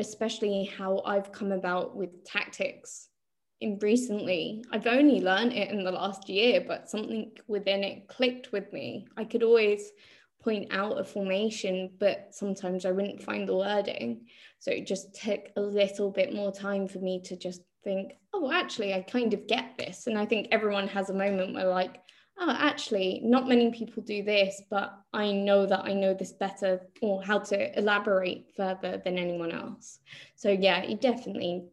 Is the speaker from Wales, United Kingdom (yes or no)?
no; London, United Kingdom; we're also from Northwest London